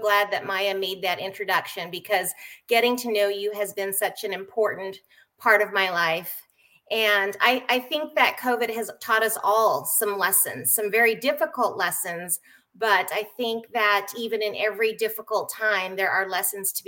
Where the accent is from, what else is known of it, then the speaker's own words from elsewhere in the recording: San Diego, California, United States; also born or lived in Japan; I was born in Japan. Though I was raised primarily in San Diego, California, and have not looked back, I actually consider San Diego, California, my home now